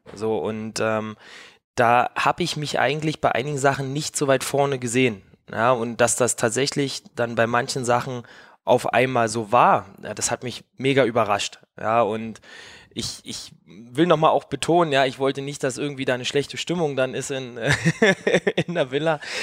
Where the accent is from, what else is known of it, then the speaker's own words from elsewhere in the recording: East Germany, Germany; ich komme halt auch aus dem Osten